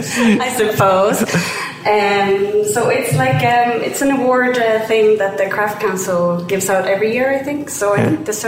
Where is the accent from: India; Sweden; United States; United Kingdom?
Sweden; moved away; I am from Sweden